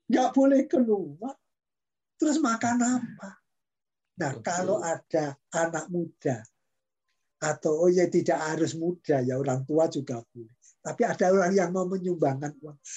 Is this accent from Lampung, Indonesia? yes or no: no; Banten, Indonesia; Wah nanti kalau sukunya, saya kan dari Banten ini.